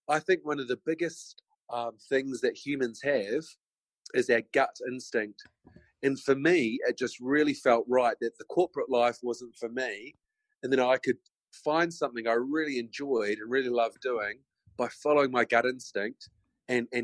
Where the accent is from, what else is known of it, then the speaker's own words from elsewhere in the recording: Christchurch, Canterbury, New Zealand; moved away as an adult; now in Auckland, New Zealand; I grew up in North Beach in Christchurch